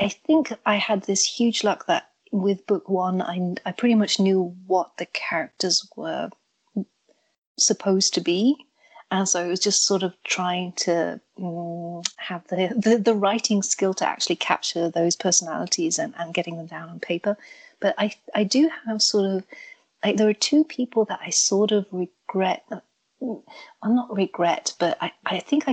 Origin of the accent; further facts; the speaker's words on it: England, United Kingdom; now in Germany; I grew up in England, which is where the accent comes from, but I'm now in Germany